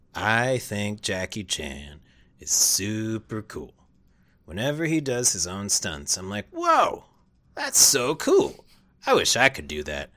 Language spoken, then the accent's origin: English; Long Island, New York, United States; I grew up in Long Island, New York